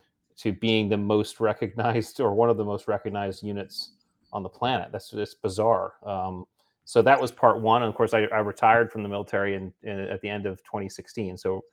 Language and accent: English; New England, United States; also born or lived in Indiana / San Diego / Hawaii; now in Virginia Beach, United States; I grew up in New England, went out to Indiana, Purdue for college, and then to San Diego for SEAL training.